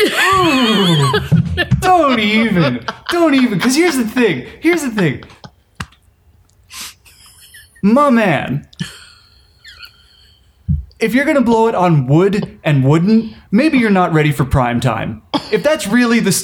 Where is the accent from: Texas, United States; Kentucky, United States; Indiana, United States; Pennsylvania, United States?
Pennsylvania, United States; moved away as an adult; also born or lived in Tokyo, Japan; now in Los Angeles, United States; as a boy growing up in Pennsylvania